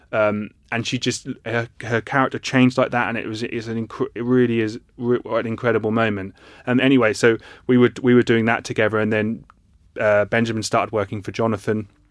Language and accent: English; Ipswich, East of England, United Kingdom